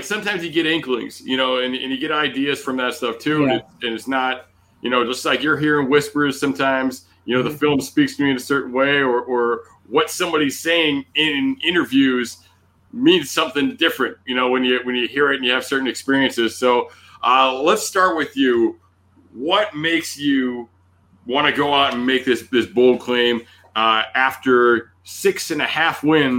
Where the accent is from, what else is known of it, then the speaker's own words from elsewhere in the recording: Fremont, Ohio, United States; born there; now in Rhode Island, United States; I was born in Fremont, Ohio. Spent very little of my life in Ohio, to be honest with you. But I'm out here in New England as well, living in Rhode Island right now.